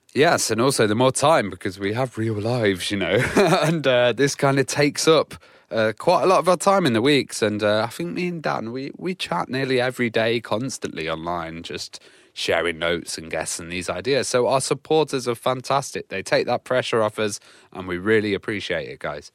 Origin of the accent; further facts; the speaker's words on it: United Kingdom; as a British uh, guy